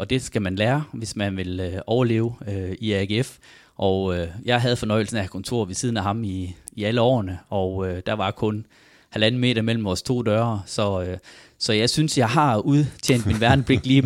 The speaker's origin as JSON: {"language": "Danish", "town": "Farsø", "region": "North Denmark Region", "country": "Denmark", "tie": "born or raised there", "moved": "yes"}